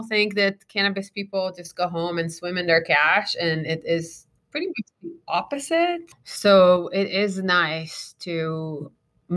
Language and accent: English; Israel; now in Arizona, United States; I'm born and raised in Israel.